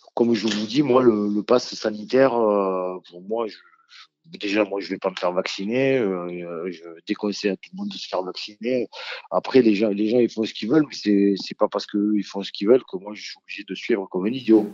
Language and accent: French; France; je suis français